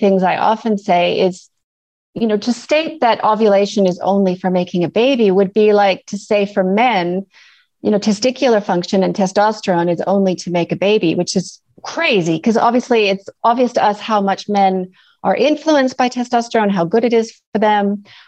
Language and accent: English; Canada; accent: mixed; now in New Zealand; So as you can hear from my mixed accent, I'm Canadian originally. I now live in New Zealand, which is sort of why I have this complicated accent.